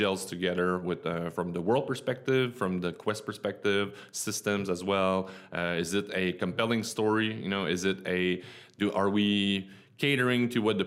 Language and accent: English; Quebec City, Quebec, Canada; moved away as an adult; also born or lived in United States; I'm from Quebec City